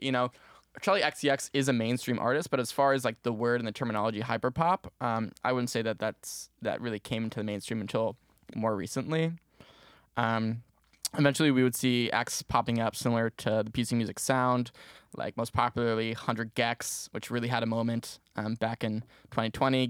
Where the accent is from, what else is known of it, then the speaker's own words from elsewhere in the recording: Maplewood, New Jersey, United States; moved away as an adult; now in Syracuse, United States; I'm originally from Maplewood, New Jersey